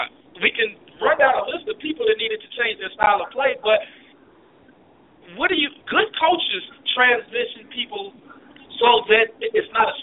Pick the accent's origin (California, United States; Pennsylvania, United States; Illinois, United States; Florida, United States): Illinois, United States; Chicago; You can tell we are definitely from Chicago and the Midwest in general